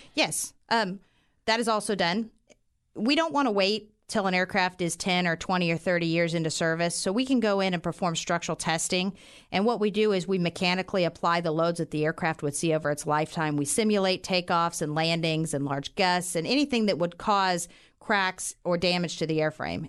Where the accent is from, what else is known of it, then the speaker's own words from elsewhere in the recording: Western Kansas, United States; moved away as an adult; now in Wichita, United States; I grew up in Western Kansas. I was a small, uh, farm town girl